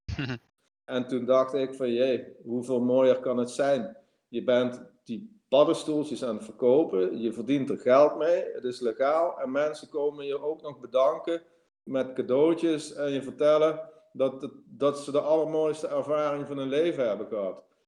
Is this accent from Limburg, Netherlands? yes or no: yes; Limburg, Netherlands; moved away as an adult; also born or lived in Amsterdam; ik ga terug naar het zuiden verhuizen waar ik vandaan kom. Want dat is meer mijn omgeving. En hier ben ik, ben ik een Limburger in Amsterdam.